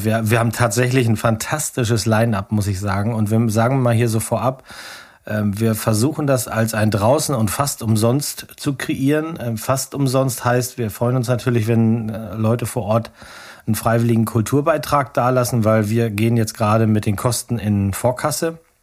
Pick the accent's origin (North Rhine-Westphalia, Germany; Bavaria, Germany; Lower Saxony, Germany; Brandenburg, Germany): Lower Saxony, Germany; Hitzacker; Ich komme ja aus Hitzacker. Ne, da bin ich, da bin ich aufgewachsen.